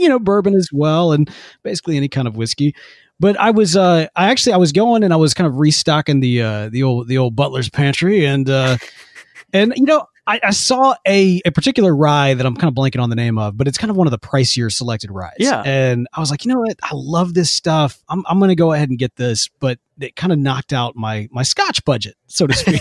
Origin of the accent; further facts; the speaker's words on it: Jackson, Mississippi, United States; Growing up in Jackson, Mississippi